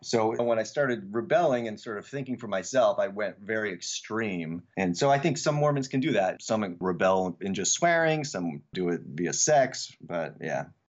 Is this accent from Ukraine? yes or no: no; Eugene, Oregon, United States; also born or lived in Samoa; I grew up in Eugene, Oregon, which was, that's a pretty hippie town